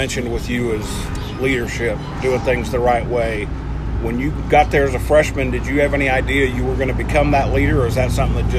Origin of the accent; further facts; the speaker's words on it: Kansas, United States; I grew up in Kansas.